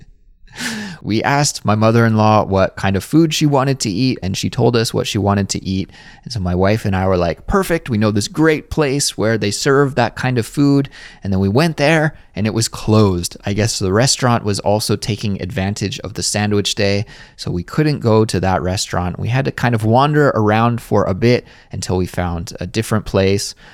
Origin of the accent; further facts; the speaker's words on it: Kelowna, British Columbia, Canada; moved away as an adult; now in Seoul, South Korea; my hometown, which For those of you who don't know, is called Kelowna, British Columbia, Canada.